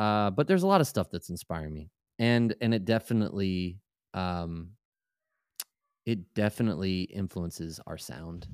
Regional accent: Maryland, United States; I lived in, I grew up in Maryland

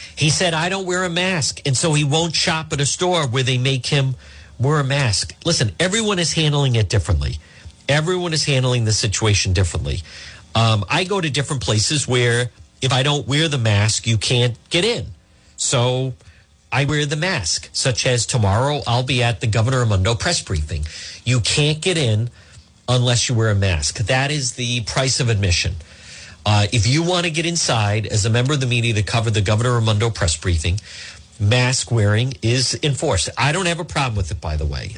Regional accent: Edgewood, Rhode Island, United States; growing up in Edgewood

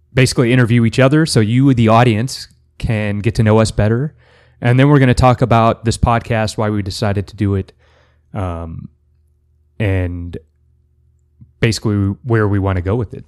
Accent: El Paso, Texas, United States; moved away as an adult; now in Central Texas, United States; I am from El Paso

